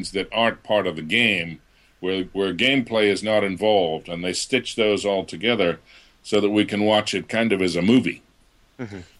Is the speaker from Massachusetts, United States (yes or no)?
yes; Boston, Massachusetts, United States; accent: Boston; I I grew up in the Boston area, so I I did have a bit of a Boston accent that I had to lose as I got into the voice world.